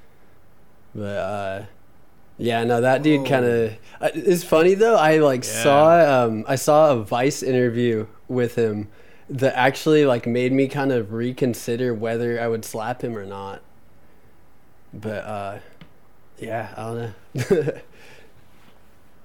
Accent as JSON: {"language": "English", "town": "Belmont", "region": "California", "country": "United States", "said": "I'm from Belmont, which is like kind of up by San Francisco."}